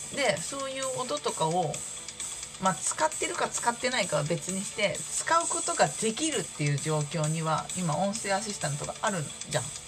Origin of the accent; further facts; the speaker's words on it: Shizuoka, Japan; moved away; 地元が静岡なので今住んでいるところ